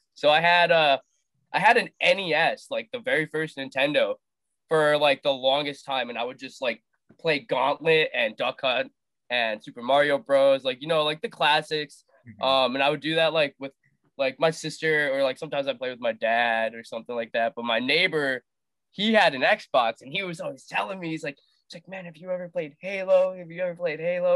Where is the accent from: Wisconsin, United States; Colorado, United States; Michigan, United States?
Wisconsin, United States; also born or lived in India / Las Vegas, Nevada; I lived in Wisconsin until like I was partially through like second grade moved to Las Vegas, group in Vegas, and then moved back to Wisconsin.